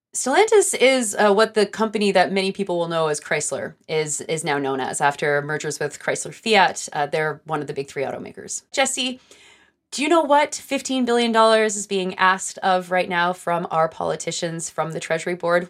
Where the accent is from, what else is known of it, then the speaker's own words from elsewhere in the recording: Greenbelt, Ontario, Canada; I grew up actually basically in the Green Belt